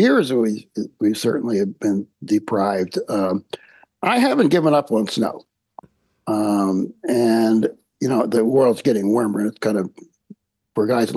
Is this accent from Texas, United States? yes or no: no; Chester, Pennsylvania, United States; I grew up in the beautiful city of Chester, Pennsylvania, which is south of Philadelphia